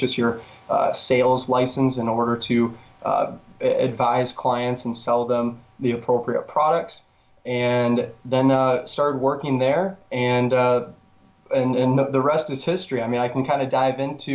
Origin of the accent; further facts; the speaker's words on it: West Michigan, United States; I grew up in West Michigan, real close to Lake Michigan